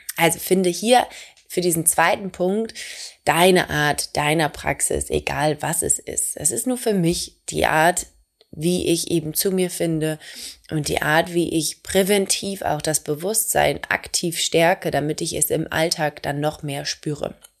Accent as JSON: {"language": "German", "region": "Hamburg", "country": "Germany", "said": "Ich komme aus Hamburg"}